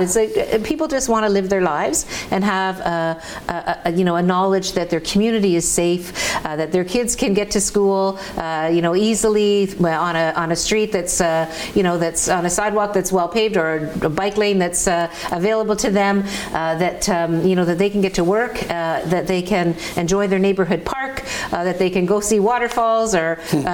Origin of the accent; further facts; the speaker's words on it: Hamilton, Ontario, Canada; my my hometown, my roots